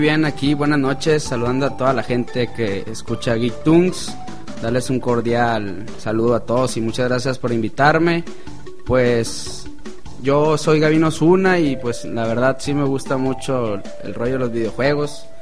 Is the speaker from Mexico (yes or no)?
yes; Villa Unión, Sinaloa, Mexico; Yo soy de allá de Bionión